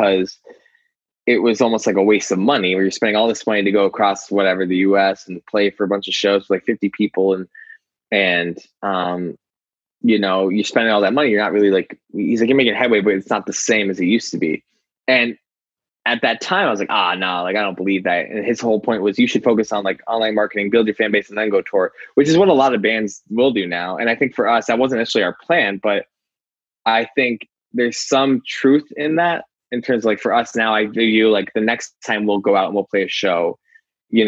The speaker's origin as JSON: {"language": "English", "town": "Scranton", "region": "Pennsylvania", "country": "United States", "tie": "born or raised there", "said": "my hometown"}